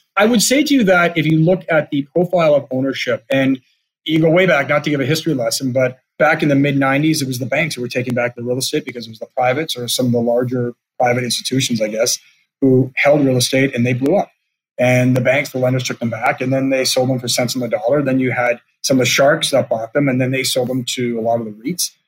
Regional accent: Canada; as a Canadian

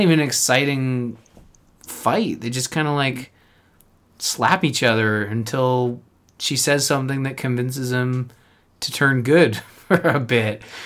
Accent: Canada; being Canadian

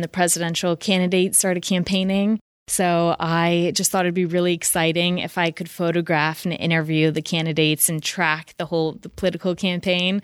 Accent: San Francisco, California, United States; I'm from San Francisco, so I'm one of those mythical locals

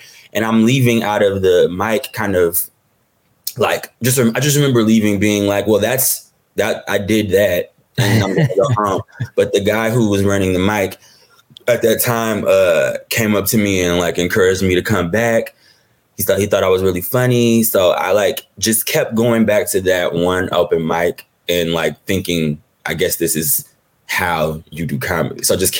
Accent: Detroit, Michigan, United States; I'm from Detroit. So entertainment isn't necessarily a career path that is said.

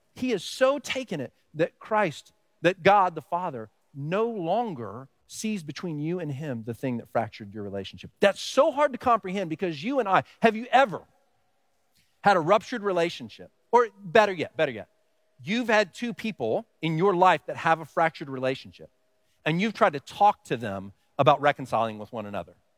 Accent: Texas, United States; now in Pennsylvania, United States; I grew up in Texas

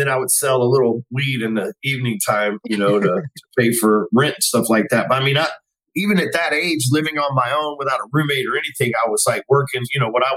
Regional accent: Dallas, Texas, United States; I grew up in Dallas, Texas my whole life, still live here.

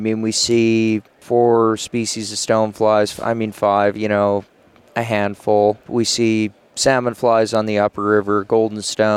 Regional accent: Billings, Montana, United States; I grew up in Billings

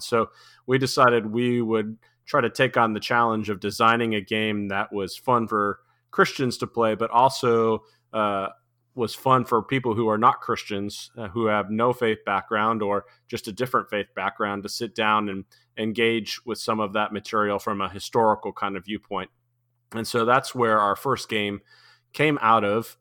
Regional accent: New England, United States; I grew up in New England, and so we had long, cold winters

